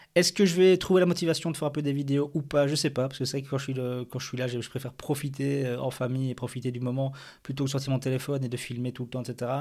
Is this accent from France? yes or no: no; Belgium; en tant que bon belge